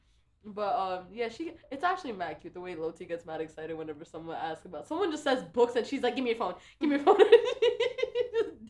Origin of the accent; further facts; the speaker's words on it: New York City, New York, United States; I'm from the Bronx. Born and bred in New York City.